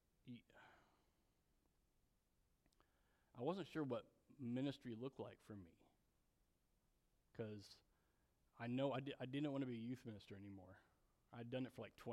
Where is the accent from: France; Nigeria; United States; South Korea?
South Korea; I was born in South Korea in the 70s